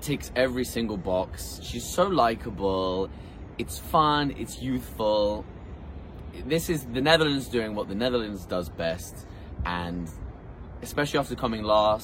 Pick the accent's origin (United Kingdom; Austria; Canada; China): United Kingdom; England; now in Iceland; from England calling from a random rock in Iceland